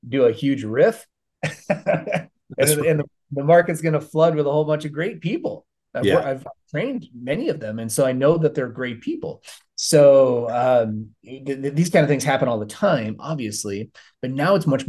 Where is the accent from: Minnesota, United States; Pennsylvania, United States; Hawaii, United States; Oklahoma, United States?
Minnesota, United States; grew up in Minnesota, grew up as a Vikings fan